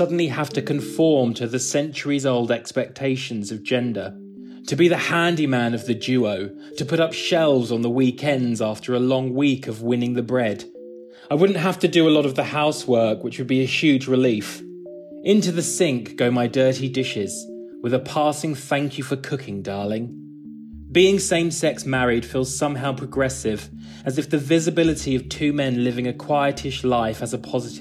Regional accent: England, United Kingdom

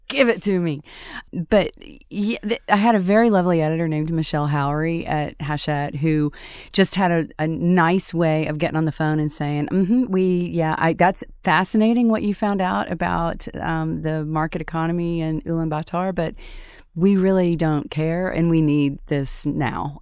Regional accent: Tupelo, Mississippi, United States; moved away as an adult; my hometown of Tupelo, Mississippi

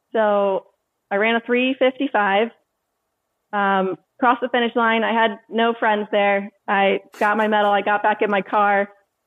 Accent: Maryland, United States; also born or lived in Charleston, South Carolina; I went to college, Charleston, South Carolina. But I was from Maryland. I ended up moving back here in 2012.

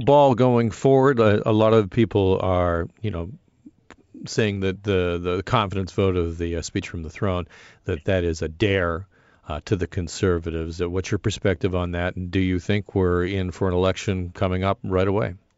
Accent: Burlington, Ontario, Canada; now in Toronto, Canada; I, I, live in the TDSB area, but I, I grew up in Burlington

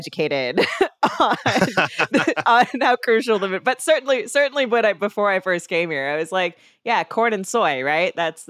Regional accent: West Coast, United States; now in Chicago, United States; when I was growing up on the West Coast, though, I probably had some flyover country biases.

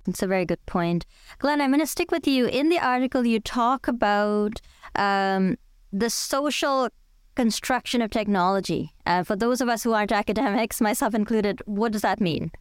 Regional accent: India; now in Toronto, Canada; I grew up in India

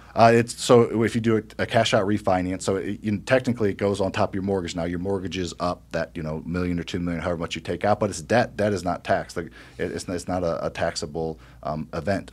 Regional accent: Midwest, United States; I grew up in the Midwest, m, lower middle class

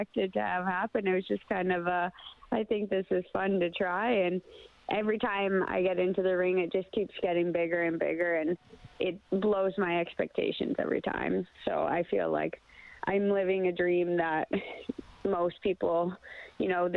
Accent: Sherwood Park, Alberta, Canada; I'm from Sherwood Park.

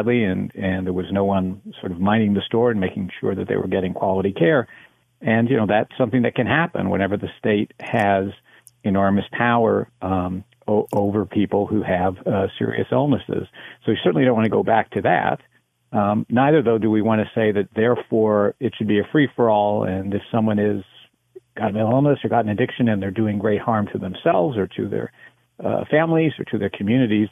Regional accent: United States; I am American, but I've been spending time in Canada.

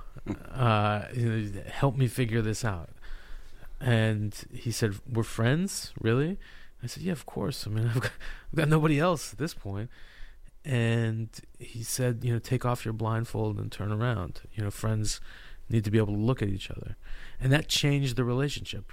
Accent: California, United States; I'm from California

